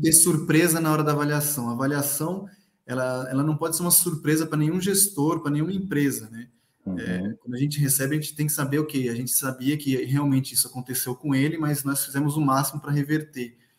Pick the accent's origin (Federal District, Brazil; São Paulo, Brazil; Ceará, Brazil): São Paulo, Brazil; eu sou de São Paulo